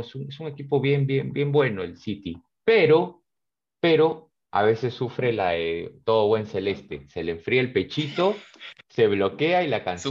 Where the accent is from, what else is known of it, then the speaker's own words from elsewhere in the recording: Peru; somos peruanos